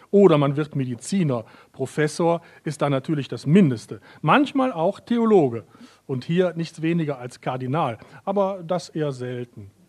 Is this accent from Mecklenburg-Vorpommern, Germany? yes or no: no; North Rhine-Westphalia, Germany; also born or lived in Vienna, Austria; Obwohl ich aus, ich komme ja aus Nordrhein-Westfalen, äh, was man auch schwer, glaube ich, äh, äh, überhören kann an meiner Sprache.